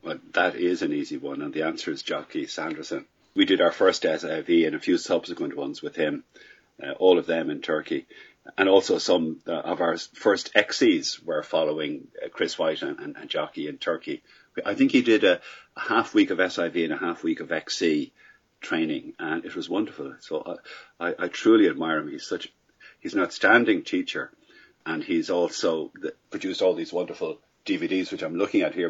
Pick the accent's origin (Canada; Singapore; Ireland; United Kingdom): Ireland; I'm Irish.